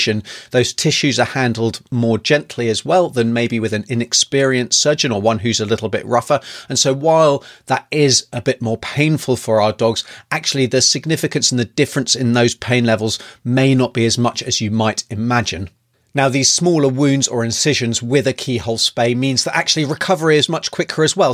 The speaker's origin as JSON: {"language": "English", "country": "United Kingdom", "moved": "yes", "lives_now": "New Zealand", "said": "originally from the U K, as you can probably tell by my accent"}